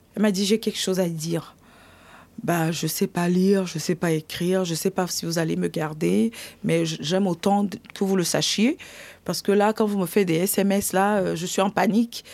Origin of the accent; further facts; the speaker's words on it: Yaoundé, Centre, Cameroon; moved away as an adult; now in Colombes, France; je suis née au Cameroun, dans la ville euh, de Yaoundé